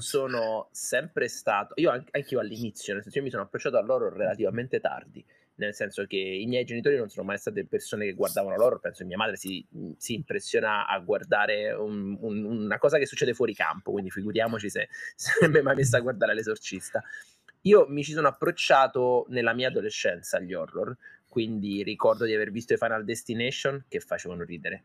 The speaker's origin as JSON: {"language": "Italian", "town": "Foggia", "region": "Apulia", "country": "Italy", "said": "io sono pugliese, sono di Foggia"}